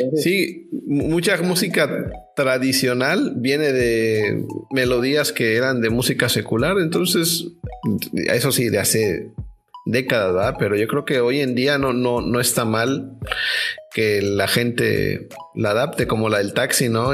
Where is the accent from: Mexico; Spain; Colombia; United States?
Mexico; yo como mexicano